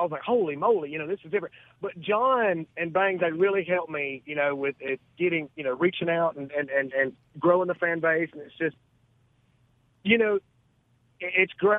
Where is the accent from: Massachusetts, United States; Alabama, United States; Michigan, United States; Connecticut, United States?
Alabama, United States; Gadsden; moved away as an adult; now in Munford, United States; I'm originally from Southside, this little Riverside community in Gadsden.